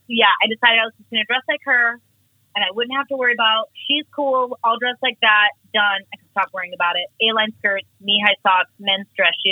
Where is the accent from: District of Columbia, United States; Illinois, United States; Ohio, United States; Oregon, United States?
Oregon, United States; Portland; I'm a mother, I'm a Portland native